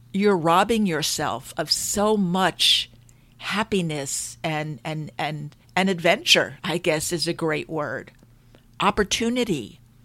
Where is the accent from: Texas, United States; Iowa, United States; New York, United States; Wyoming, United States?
New York, United States; Long Island; I grew up in New York on Long Island